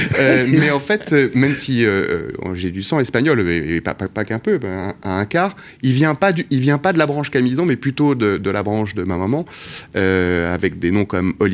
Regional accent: Casablanca, Casablanca-Settat, Morocco; Et, donc j'ai passé mon enfance au Maroc, à Casablanca.

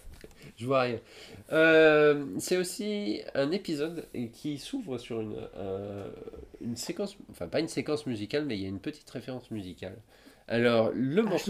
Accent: France; je suis de France

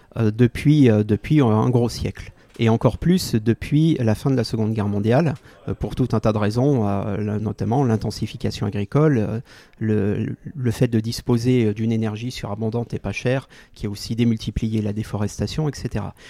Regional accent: Lyon, Auvergne-Rhône-Alpes, France; le quartier de mon enfance à Lyon

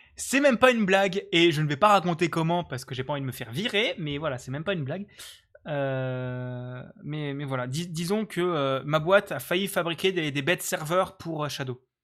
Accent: Lorraine, Grand Est, France; now in Alsace, France; je suis Lorrain et même pas Alsacien.

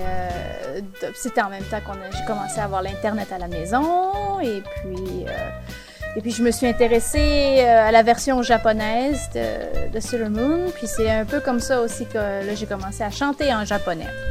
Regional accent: Quebec, Canada; accent: Québécois; moved away as an adult; now in Calgary, Canada; originellement, je viens du Québec. Et puis, j'ai euh, déménagé il y a quelques années à Calgary, en Alberta

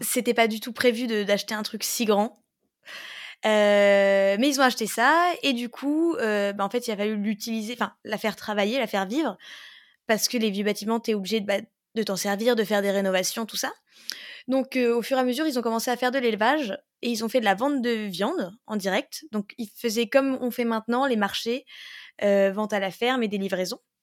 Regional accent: Pange, Grand Est, France; je viens de Pange, mais euh, c'est vrai que j'ai tendance à dire Metz parce que c'est la grande ville qui est à côté.

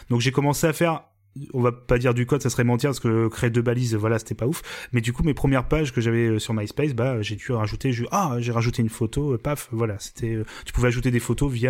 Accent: Normandy, France; on est normand

